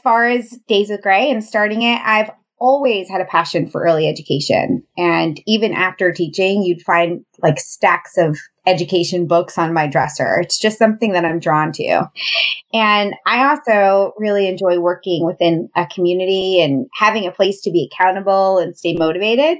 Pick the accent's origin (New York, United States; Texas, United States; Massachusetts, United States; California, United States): New York, United States; moved away as an adult; also born or lived in the South (US); I'm originally from New York and I moved to the South shortly after graduating college for my first teaching job